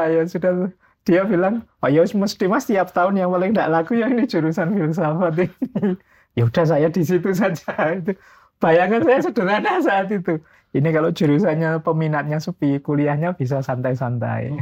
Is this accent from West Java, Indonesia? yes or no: no; Mojokerto, East Java, Indonesia; born there; moved away as an adult; now in Yogyakarta, Indonesia; Saya lahirnya di Mojokerto. Cuma ya sejak kecil banyak pindah dari pondok ke pondok baru kuliahnya ke Jogja ya. tahun 93 lah ya berarti ini hampir 30-an tahun di Jogja.